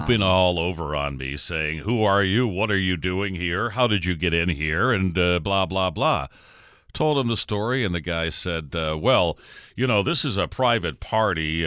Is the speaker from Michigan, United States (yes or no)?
yes; Detroit, Michigan, United States; I'm from Detroit